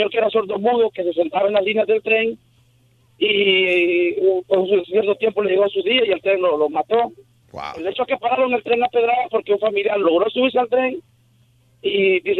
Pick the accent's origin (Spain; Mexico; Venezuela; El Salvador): El Salvador; Turín, Ahuachapán; Yo soy, yo soy de Salvador, de un pueblo que se llama Turín.